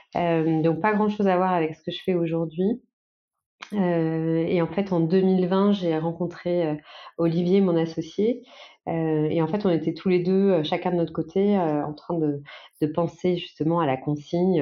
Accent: Nantes, Pays de la Loire, France; on est nantais.

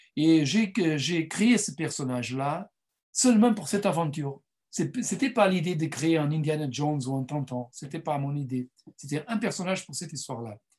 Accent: Mozambique; French is a second language; moved away; mes, parents sont portugais, mais je suis né au Mozambique

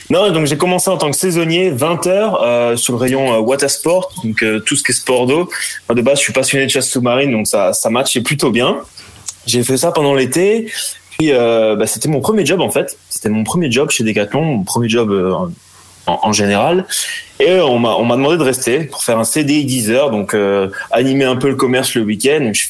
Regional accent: Brittany, France; je suis breton, j'ai vécu un peu un peu partout dans le monde quand j'étais petit avec avec mes parents

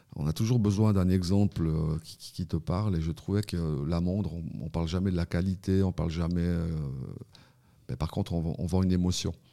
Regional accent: Fribourg, Switzerland; je suis fribourgeois

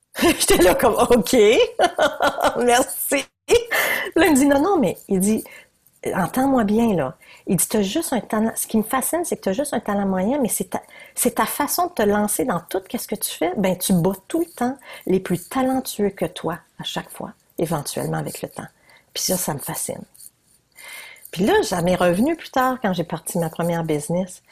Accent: New Brunswick, Canada; je suis bien du Nouveau-Brunswick

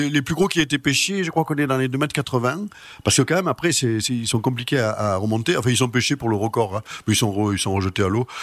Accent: Marseille, Provence-Alpes-Côte d'Azur, France; also born or lived in Arles; Je suis né à Marseille

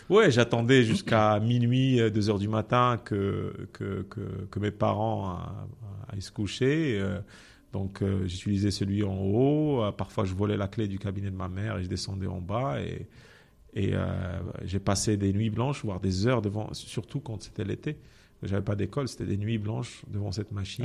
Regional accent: Benslimane, Casablanca-Settat, Morocco; also born or lived in Rabat; j'ai grandi à Ben Slimane

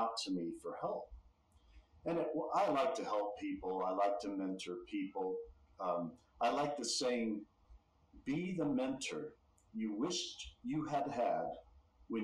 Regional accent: Texas, United States; born and raised in Texas

